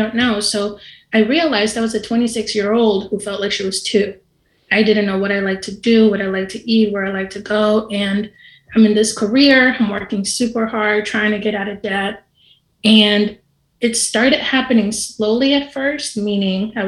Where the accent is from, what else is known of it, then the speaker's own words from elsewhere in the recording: Dominican Republic; I'm from the Dominican Republic